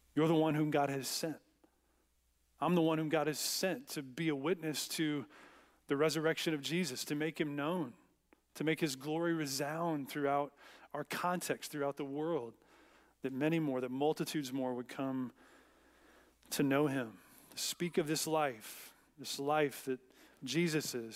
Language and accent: English; United States; as American Christians